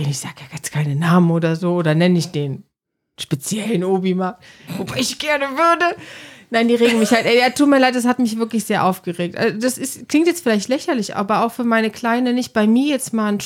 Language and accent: German; Cologne, North Rhine-Westphalia, Germany; Weil ja, ich meine, ne, dieses äh, Schnapszahl, so als Kölner, 33.